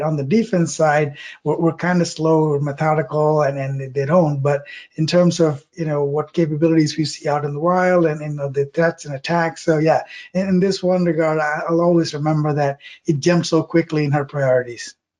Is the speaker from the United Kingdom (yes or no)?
no; South India, India; moved away; I grew up in South India